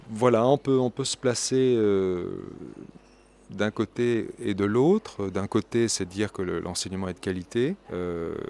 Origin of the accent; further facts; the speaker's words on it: France; en tant que Français